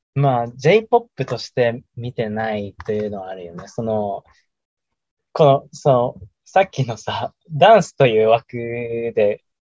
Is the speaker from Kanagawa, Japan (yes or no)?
no; Iwate, Japan; 我が故郷、我々の故郷の岩手の